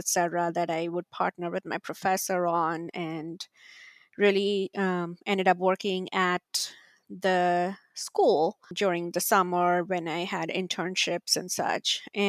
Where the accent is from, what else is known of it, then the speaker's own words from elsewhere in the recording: India; moved away as an adult; now in United States; But my career really started back when I came to the US from India to study master's in communications.